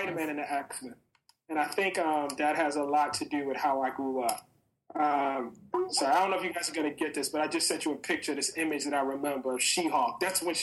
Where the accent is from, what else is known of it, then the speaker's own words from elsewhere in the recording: Baltimore, Maryland, United States; I was growing up in West Baltimore at that point in time